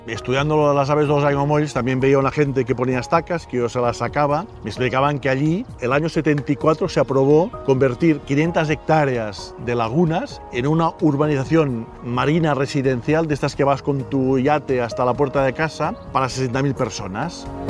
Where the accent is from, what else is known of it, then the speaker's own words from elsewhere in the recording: Figueres, Catalonia, Spain; nací en Figueras